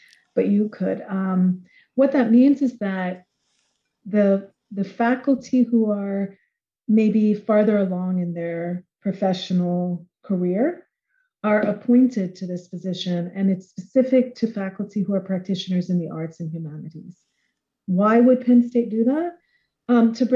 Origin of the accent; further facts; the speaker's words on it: Jamaica; I'm from Jamaica. I am myself a mixed race Jamaican of African as well as European descent